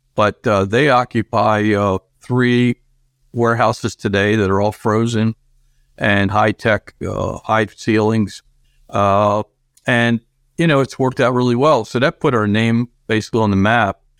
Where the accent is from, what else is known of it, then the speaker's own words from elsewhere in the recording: Argentina; now in United States; I was born in Argentina and I came to this country when I was younger, and I still retain those Argentinian breakfast things